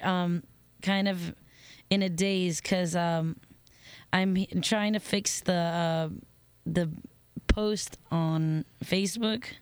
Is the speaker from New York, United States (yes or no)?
no; Miami, Florida, United States; moved away as an adult; also born or lived in New Orleans / Madrid; now in Italy; I'm from Miami, born and raised, and uh, lived in New Orleans for a little while, and then I went to Madrid to live